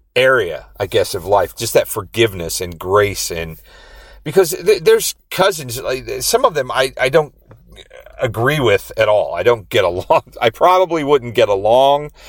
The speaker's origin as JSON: {"language": "English", "region": "Indiana", "country": "United States", "tie": "born or raised there", "moved": "yes", "lives_now": "Rhode Island, United States", "said": "I grew up in Indiana."}